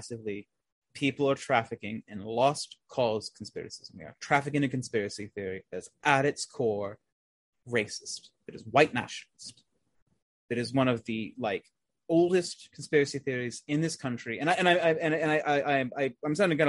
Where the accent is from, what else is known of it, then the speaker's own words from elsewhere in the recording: United States; us as present day Americans